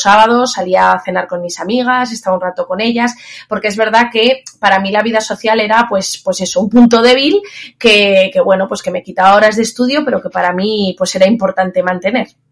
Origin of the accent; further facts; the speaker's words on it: Zaragoza, Aragon, Spain; also born or lived in Castilla-La Mancha; luego ya me vine a mi tierra, yo soy de Zaragoza